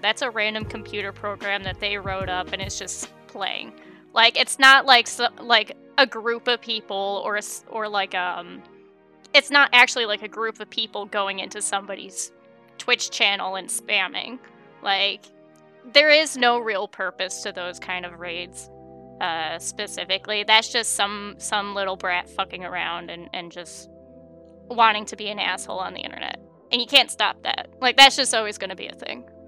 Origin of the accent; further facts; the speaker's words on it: United States; I grew up in America